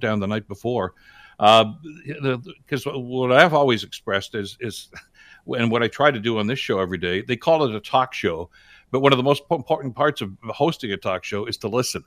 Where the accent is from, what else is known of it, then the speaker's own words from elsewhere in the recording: Hamilton, Ontario, Canada; if you were born and raised in Hamilton, like I was